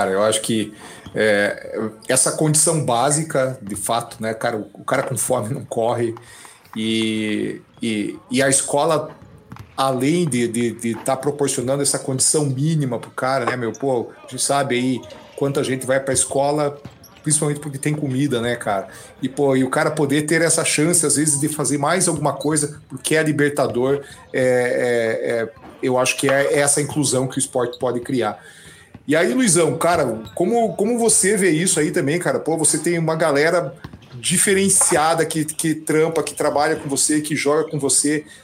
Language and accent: Portuguese; União da Vitória, Paraná, Brazil; Assim, eu vim do interior, né, cara? Eu vim de União da Vitória, lá no interior do Paraná.